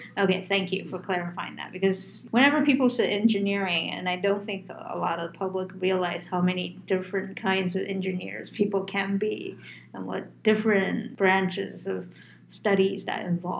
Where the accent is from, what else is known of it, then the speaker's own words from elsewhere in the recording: New York, United States; I'm actually from New York as well.